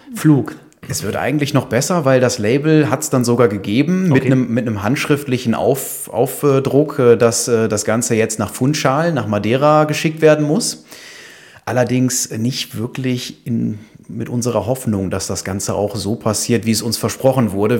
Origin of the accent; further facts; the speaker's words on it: Düsseldorf, North Rhine-Westphalia, Germany; also born or lived in Aachen / China; komme gebürtig aus Düsseldorf. Mhm. Da lebe ich auch wieder